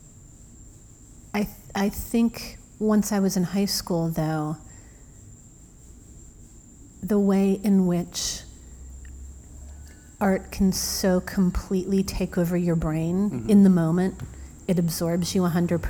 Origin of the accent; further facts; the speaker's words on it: middle of Illinois, United States; now in New York, United States; I grew up in the middle of Illinois